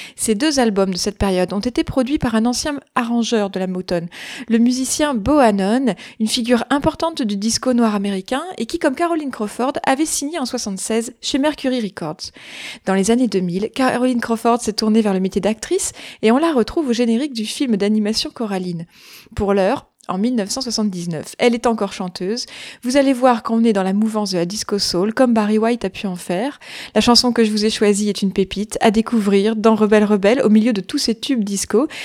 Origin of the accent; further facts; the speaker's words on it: France; Chez nous, en France